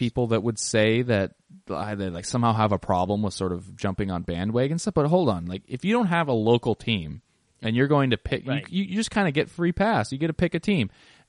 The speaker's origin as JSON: {"language": "English", "region": "Washington", "country": "United States", "said": "we are from Washington State"}